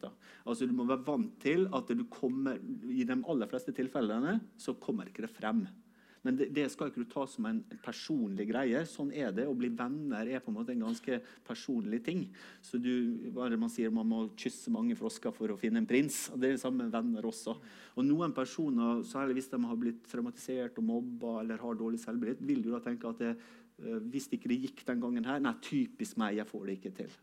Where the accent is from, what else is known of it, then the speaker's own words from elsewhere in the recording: Sunnmøre, Møre og Romsdal, Norway; jeg kommer fra Sunnmøre